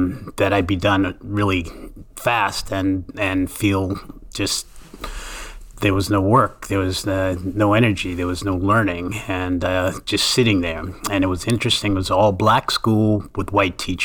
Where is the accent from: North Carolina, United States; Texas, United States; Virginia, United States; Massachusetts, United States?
Massachusetts, United States; Boston; as a kid growing up in Boston, we started a Black youth drama group